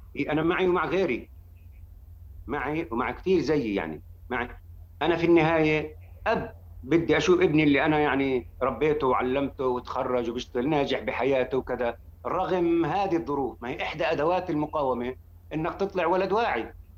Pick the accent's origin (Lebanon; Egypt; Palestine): Palestine; Jerusalem; بحكي كمقدسي